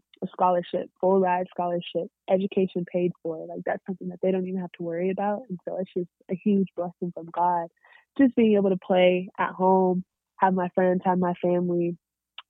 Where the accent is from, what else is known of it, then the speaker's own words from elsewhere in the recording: Corona, California, United States; I'm from Corona